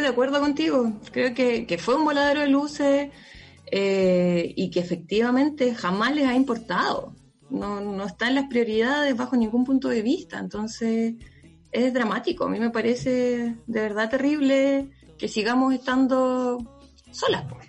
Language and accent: Spanish; La Serena, Coquimbo, Chile; moved away; cuando era chica, vivía en La Serena y pasaba harto en la playa